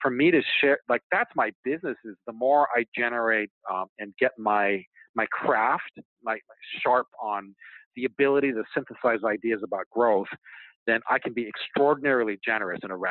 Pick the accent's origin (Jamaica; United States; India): United States; Hawaii; moved away; growing up in Hawaii, like, I just spent an extraordinary amount of time in the ocean.